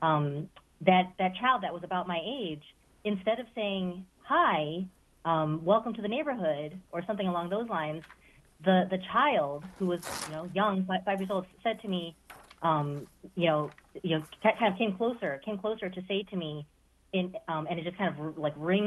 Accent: the Midwest, Ohio, United States; as a child, growing up in the Midwest

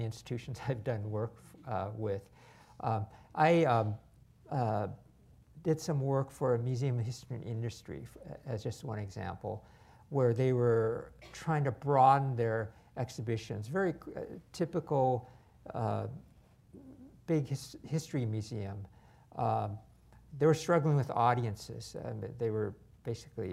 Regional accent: United States; I was born in America

